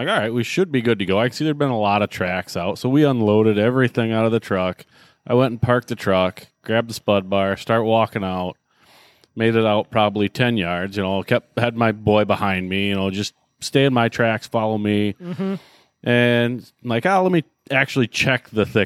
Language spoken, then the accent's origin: English; central Illinois, United States; moved away; also born or lived in Wisconsin; I grew up in Illinois